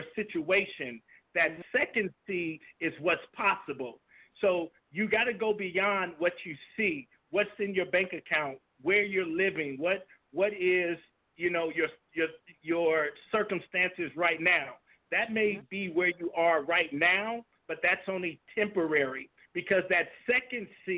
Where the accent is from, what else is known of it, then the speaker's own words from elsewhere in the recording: Compton, California, United States; moved away as an adult; also born or lived in Germany; I'm originally from Compton, California.